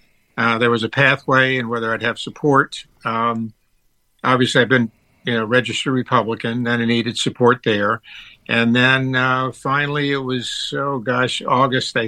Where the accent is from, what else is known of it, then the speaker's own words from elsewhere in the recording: Tampa, Florida, United States; moved away as an adult; now in California, United States; I was from Tampa, Florida, which is a pretty nice place